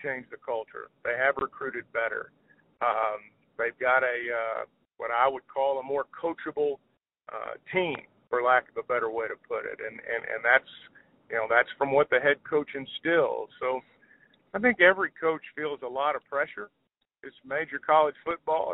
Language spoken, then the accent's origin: English; Clarksville, Arkansas, United States; I grew up in Arkansas, and I worked at the radio station in Clarksville when I was 16 years old